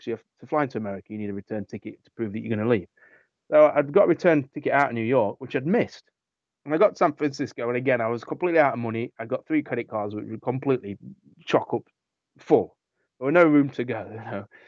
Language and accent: English; England, United Kingdom; England which is my obviously my home country